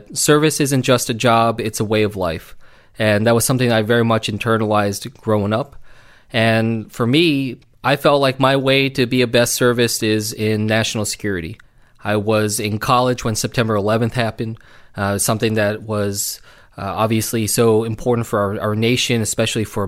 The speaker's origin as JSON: {"language": "English", "region": "New Jersey", "country": "United States", "tie": "born or raised there", "said": "I grew up here in South Jersey, you know, right down the road"}